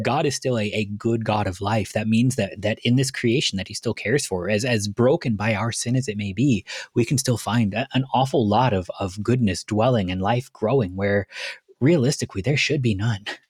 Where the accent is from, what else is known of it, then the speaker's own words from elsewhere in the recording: Cleveland, Ohio, United States; moved away; I was born in Cleveland